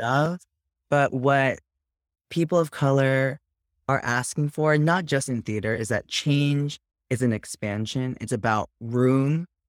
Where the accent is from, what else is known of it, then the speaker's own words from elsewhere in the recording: Jersey Shore, New Jersey, United States; also born or lived in New York City; I'm from the Jersey Shore